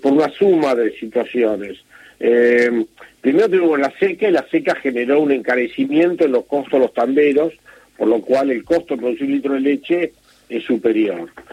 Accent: Navarro, Buenos Aires Province, Argentina; yo soy de, de Navarro

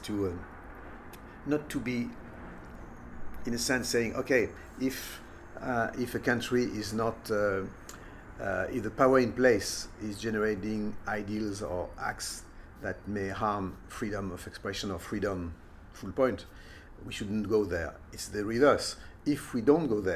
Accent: Lyon, Auvergne-Rhône-Alpes, France; I'm born in Lyon, which is the second city of France. Mm-hmm. So I grew up in France

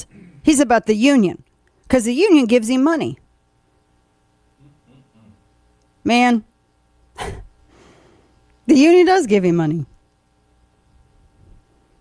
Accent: the Ozarks, Missouri, United States; now in Texas, United States; I'm from the Ozarks

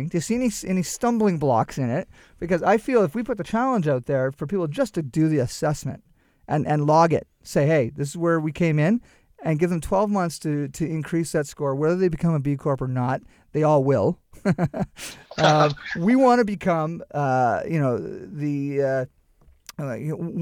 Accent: New Brunswick, Canada; I'm from New Brunswick.

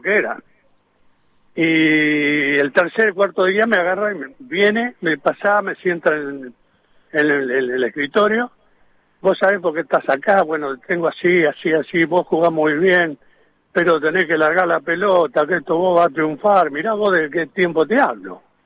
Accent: countryside between Junín and Chacabuco, Buenos Aires, Argentina; yo yo soy eh, nacido en el campo, entre Junín, Viste y Chacabuco

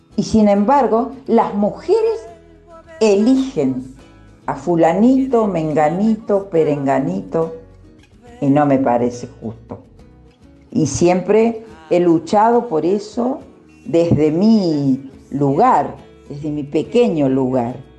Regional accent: Tulumba Department, Córdoba, Argentina; moved away; also born or lived in Buenos Aires; una zona muy hermosa y pintoresca, que es donde yo nací en realidad, que es el departamento de Tulumba, provincia de Córdoba. Allí me hice una, casita y es donde vivo

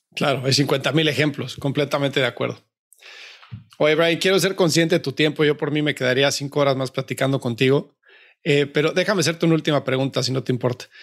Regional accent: Mexico; México, yo soy mexicano

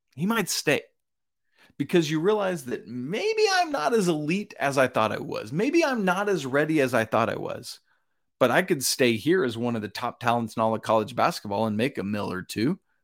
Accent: Georgia, United States; my home state of Georgia

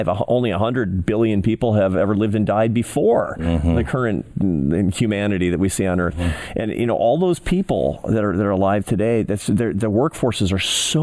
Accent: Seattle, Washington, United States; moved away; It was in my hometown. I grew up in Seattle

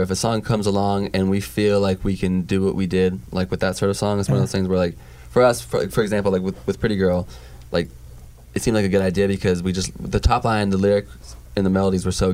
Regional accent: Portland, Oregon, United States; I'm from Portland

